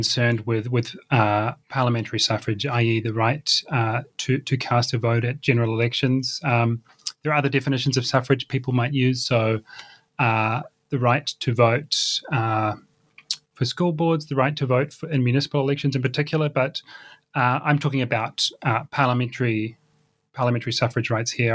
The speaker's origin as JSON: {"language": "English", "country": "New Zealand", "tie": "born or raised there", "said": "I grew up in New Zealand in the 1990s"}